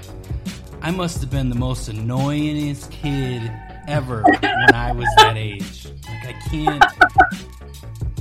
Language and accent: English; Wisconsin, United States; moved away; I actually grew up in Wisconsin